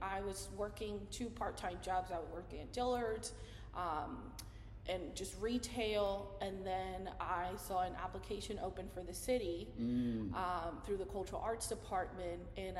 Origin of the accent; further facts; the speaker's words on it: Mayagüez, Puerto Rico; first language Spanish; English is a second language; So my main language, of course, is Spanish. But I grew up in Puerto Rico, as you may know, we're a commonwealth of the United States, so we grew up with both English and Spanish.